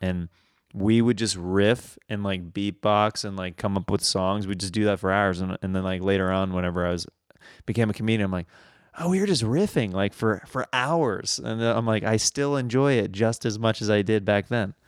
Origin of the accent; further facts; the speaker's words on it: Kansas, United States; accent: Midwestern; moved away; I moved away from Kansas